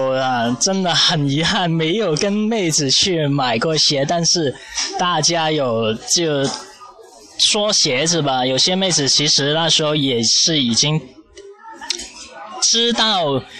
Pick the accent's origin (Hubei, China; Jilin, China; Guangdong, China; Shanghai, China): Guangdong, China; 我们广东这边